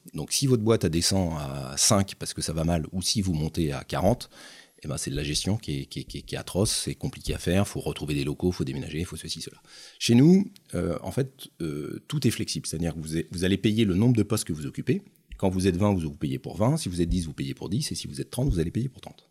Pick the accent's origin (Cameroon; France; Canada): France; Nantes, Pays de la Loire; je suis un Nantais, alors 50 ans, j'ai juste avant 50 ans. Euh, Nantais, pur Nantais